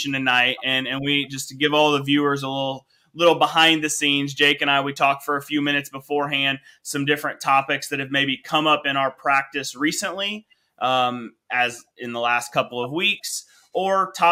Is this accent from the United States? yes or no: yes; Kokomo, Indiana, United States; my hometown, Kokomo, Indiana